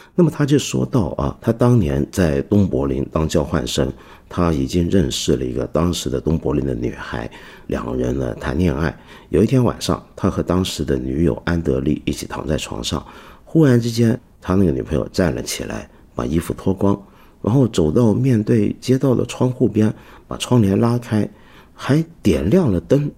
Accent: China; 我们中国人自古以来最看重的是孝道，尤其在儒家传统里面

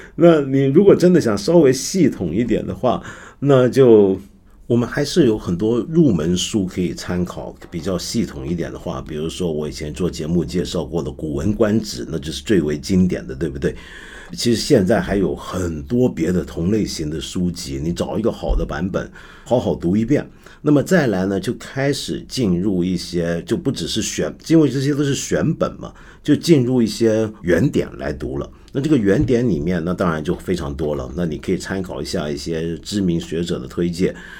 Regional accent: China; 我们既然身为中国人，我身在这个文化之中

